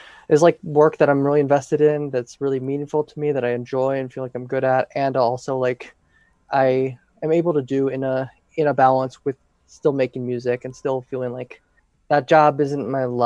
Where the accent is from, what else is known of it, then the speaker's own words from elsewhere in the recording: St. Louis, Missouri, United States; moved away as an adult; also born or lived in Oberlin, Ohio / Los Angeles, California; now in Oakland, United States; I'm from St. Louis, Missouri originally